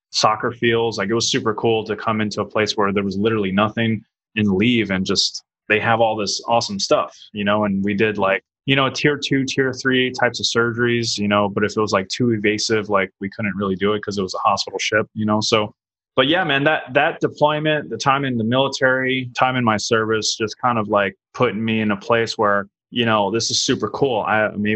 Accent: New Orleans, Louisiana, United States; moved away as an adult; also born or lived in Italy; I'm actually from New Orleans, Louisiana

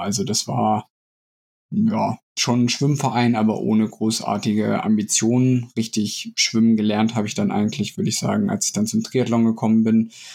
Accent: Lehrte, Lower Saxony, Germany; moved away as an adult; also born or lived in Hildesheim / Saarbrücken; ansonsten komme ich aus Niedersachsen, bin in Hildesheim geboren, Lehrte aufgewachsen

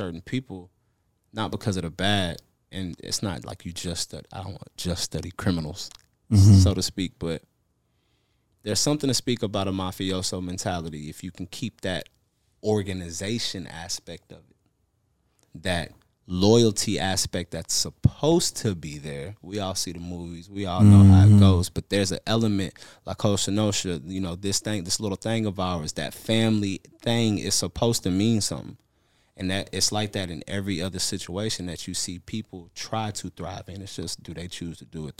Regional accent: Houston, Texas, United States; also born or lived in Virginia; So everywhere I went, I was from Houston. Mm. But I was born in Virginia.

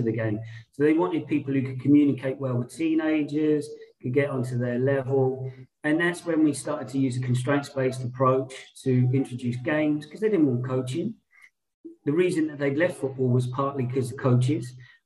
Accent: Portsmouth, South East England, United Kingdom; also born or lived in London; I went back to my hometown as a sports development officer for the local authority, Portsmouth

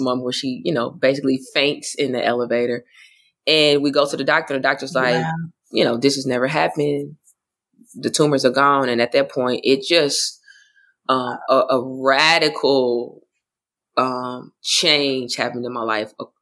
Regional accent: Oklahoma, United States; moved away; also born or lived in Florida; I grew up in a Baptist church, but I'm also from Oklahoma.

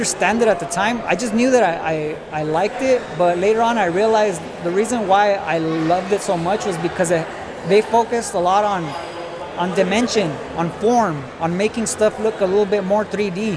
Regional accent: Oxnard, California, United States; I'm from Oxnard. So I grew up in an area called Colonia

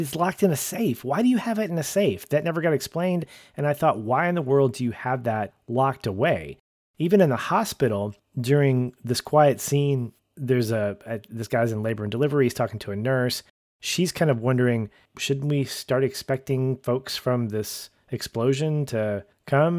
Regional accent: United States; we as Americans

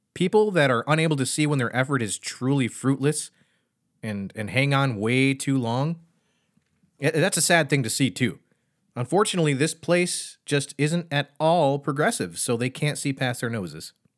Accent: Michigan, United States; now in Pennsylvania, United States; I grew up in Michigan

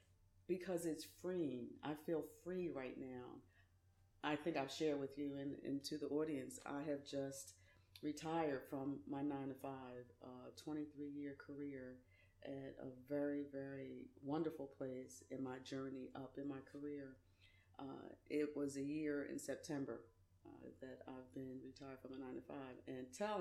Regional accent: Philadelphia, Pennsylvania, United States; Graduated from high school, Philadelphia, lived in Philly. I'm from Philly

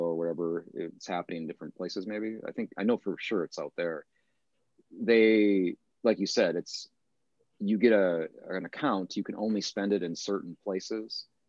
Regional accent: United States; now in Seoul, South Korea; as an American living here

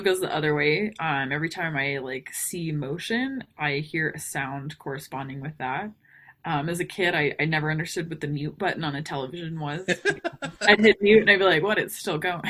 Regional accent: New Braunfels, Texas, United States; moved away; also born or lived in Houston, Texas / Montana; I am actually originally from Texas. Um, I was born in Houston. Um, lived outside of New Braunfels when I was a kid.

